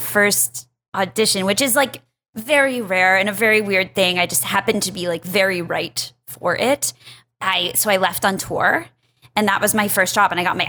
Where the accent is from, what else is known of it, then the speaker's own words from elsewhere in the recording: West Bloomfield, Michigan, United States; In Detroit, West Bloomfield, Michigan.